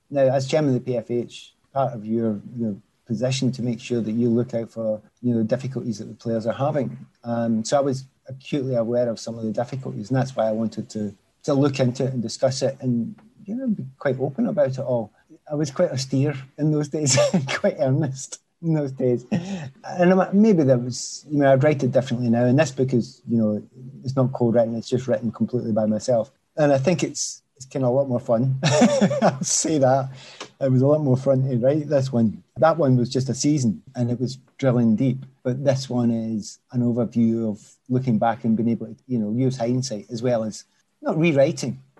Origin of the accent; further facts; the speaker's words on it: Scotland, United Kingdom; Scotland, I am Scottish and I want